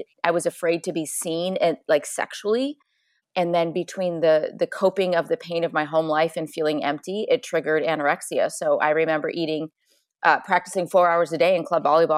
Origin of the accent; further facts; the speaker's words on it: Chicago, Illinois, United States; I grew up in Chicago, small farm town, two brothers, athlete